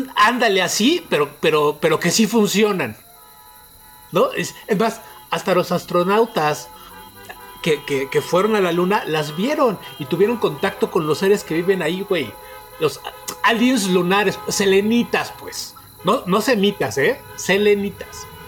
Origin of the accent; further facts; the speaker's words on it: State of Mexico, Mexico; mi tierra